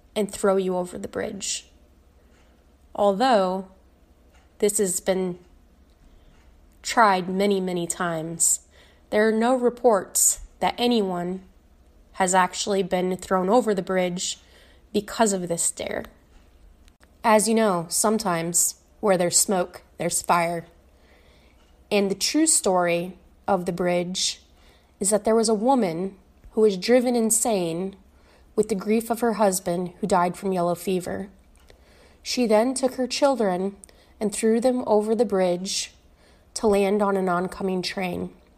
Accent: Fort Dodge, Iowa, United States; Growing up in Fort Dodge

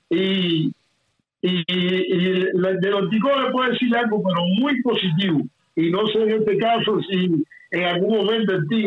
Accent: San Fernando de Camarones, Cienfuegos, Cuba; Aunque bueno, soy de la provincia de Cienfuegos, pero mi terruño es San Fernando de Camarones. Siempre quiero aclarar esto porque

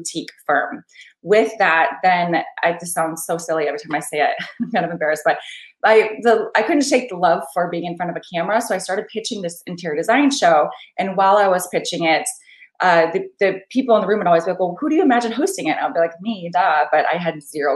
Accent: Michigan, United States; I was raised on a farm in like the smallest town in Michigan, basically right here, one stoplight

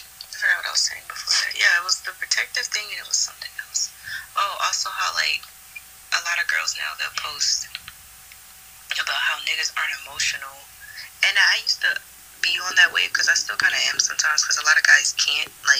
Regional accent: Baltimore, Maryland, United States; we're both from Baltimore

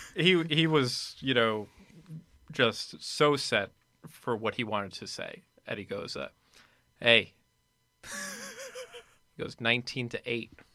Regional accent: Nanuet, New York, United States; also born or lived in Boston; now in New York City, United States; I'm from Nanuet, New York, uh, up by the Tapestry Bridge there

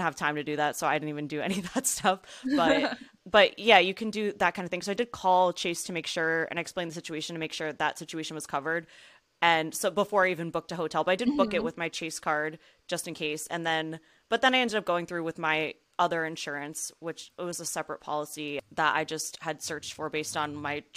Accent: New Jersey, United States; I was born and raised in New Jersey.

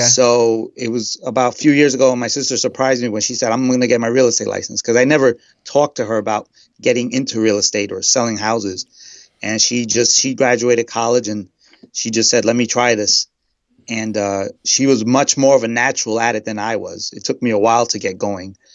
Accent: New York City, New York, United States; also born or lived in Queens; I'm from Queens. I'm originally from Brooklyn, and currently I'm living in Queens.

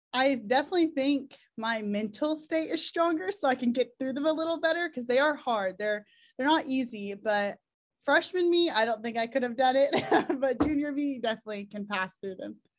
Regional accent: Oklahoma, United States; we're all from Oklahoma

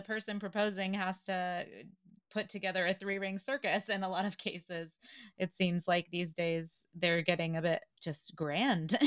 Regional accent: the South, United States; moved away; I grew up in the South

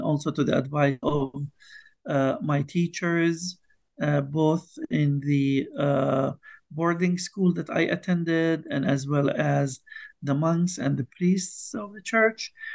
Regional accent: Bethlehem, West Bank, Palestine; I was born and raised in Bethlehem uh, in the West Bank in Palestine

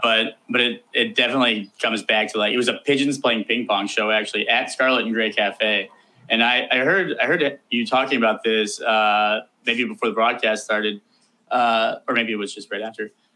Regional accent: Columbus, Ohio, United States; I was born and raised in Columbus, Ohio

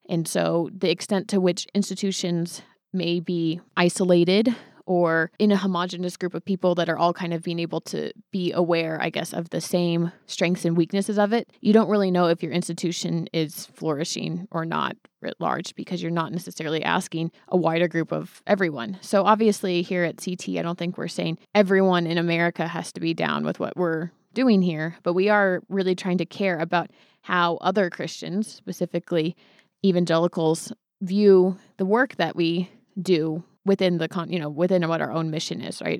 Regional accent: Hayward, California, United States; I was born in Hayward.

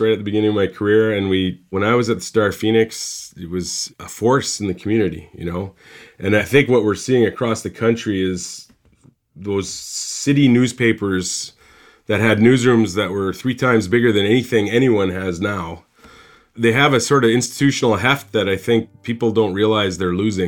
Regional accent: Saskatchewan, Canada; also born or lived in Winnipeg; So I'm from a small town in Saskatchewan. I was born in Winnipeg, but I grew up in a very small town

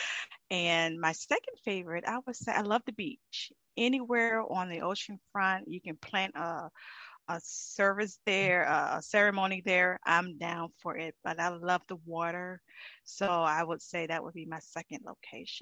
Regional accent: Virginia, United States; moved away as an adult; also born or lived in Cleveland, Ohio; I'm a native from Virginia

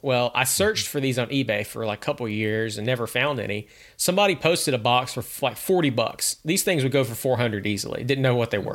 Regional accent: United States; moved away; my home where I grew up in Valdez

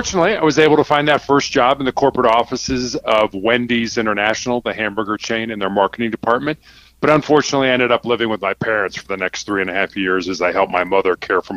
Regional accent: Chicago, Illinois, United States; I was born and raised in Chicago, Illinois

